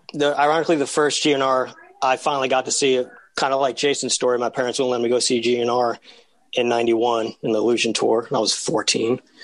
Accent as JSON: {"language": "English", "town": "New York City", "region": "New York", "country": "United States", "said": "Told them I was from New York"}